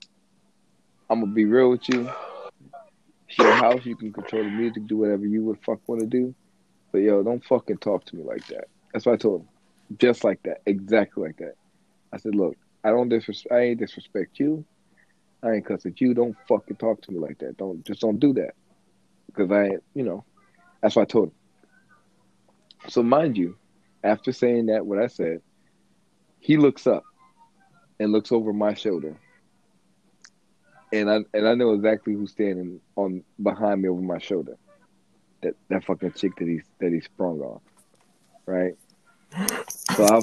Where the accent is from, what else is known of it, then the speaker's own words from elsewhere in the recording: the South, United States; I'm from the South